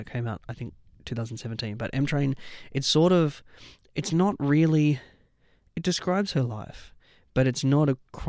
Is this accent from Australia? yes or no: yes; Taree, New South Wales, Australia; moved away; I'm a country boy, so. Whereabouts? I'm from Taree.